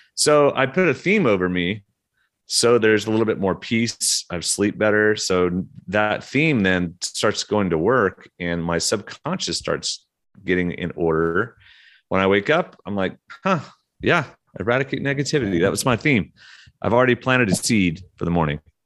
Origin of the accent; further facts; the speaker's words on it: Oklahoma, United States; moved away; also born or lived in Russia / Atlanta / London; I'm from Oklahoma